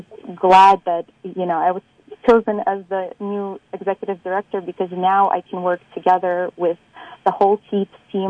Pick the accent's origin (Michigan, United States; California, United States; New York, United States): New York, United States; New York City; I grew up in New York, in Brooklyn, and as being an immigrant and a daughter of immigrants